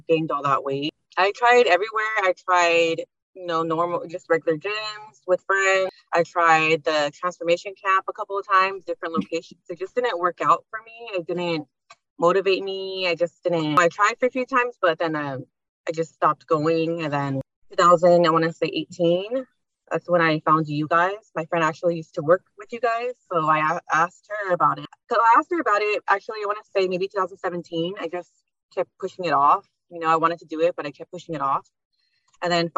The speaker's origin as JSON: {"language": "English", "town": "Baldwin Park", "region": "California", "country": "United States", "lives_now": "Covina, United States", "said": "I'm from Baldwin Park, 29 years old. I grew up with just two sisters."}